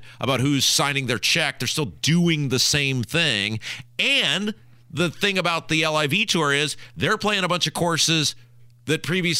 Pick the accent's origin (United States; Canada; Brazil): United States; as an American?